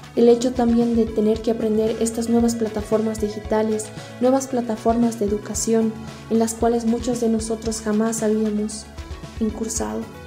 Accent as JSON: {"language": "Spanish", "country": "Bolivia", "said": "soy del país de Bolivia"}